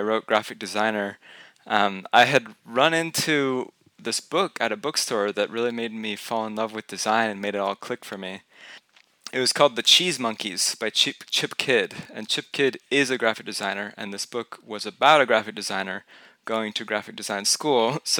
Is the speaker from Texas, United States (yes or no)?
yes; Houston, Texas, United States; So I grew up in Houston, just a stone's throw away, actually on a street called Skipping Stone Lane.